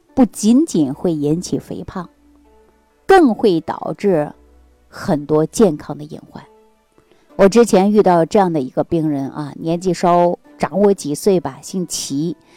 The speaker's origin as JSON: {"language": "Chinese", "region": "Jilin", "country": "China", "tie": "born or raised there", "moved": "yes", "lives_now": "Xi'an, China", "said": "我老家是在吉林的"}